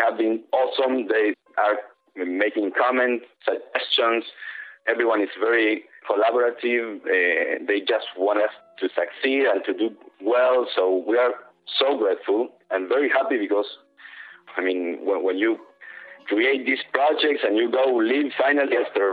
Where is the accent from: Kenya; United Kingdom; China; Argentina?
Argentina; moved away as an adult; now in New York, United States; I'm from Argentina